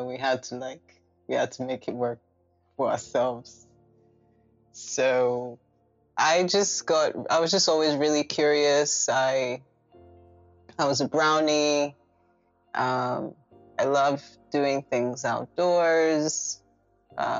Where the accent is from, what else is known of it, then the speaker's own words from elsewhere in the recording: Lagos, Nigeria; I grew up in Lagos, Ikoyi specifically.